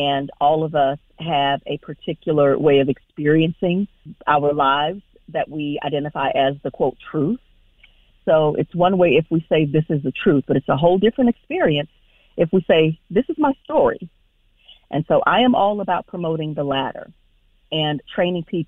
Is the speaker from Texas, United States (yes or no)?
yes; Houston, Texas, United States; now in Raleigh, United States; I'm originally from Houston, Texas